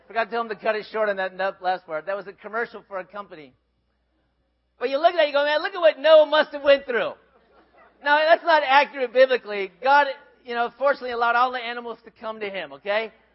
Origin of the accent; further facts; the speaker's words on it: Minnesota, United States; grew up in Minnesota